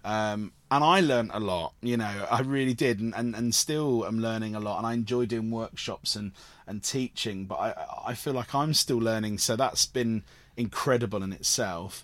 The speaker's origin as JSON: {"language": "English", "area": "Cornwall", "region": "South West England", "country": "United Kingdom", "tie": "born or raised there", "said": "I grew up in Cornwall with, with theatre companies like Nihai"}